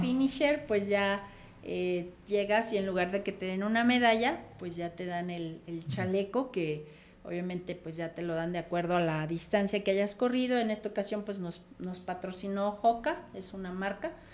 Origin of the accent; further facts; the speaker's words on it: Comitán, Chiapas, Mexico; yo vengo de ese pueblito de Comitán